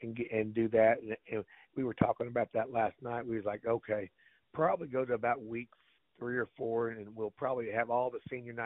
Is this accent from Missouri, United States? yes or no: yes; Mountain Grove, Missouri, United States; Mountain Grove is my hometown. That's where I grew up